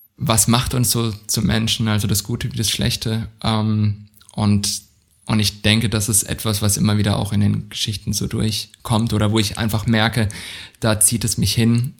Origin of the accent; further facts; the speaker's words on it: Southern Germany, Germany; in der Provinz, wo ich aufgewachsen bin, in Süddeutschland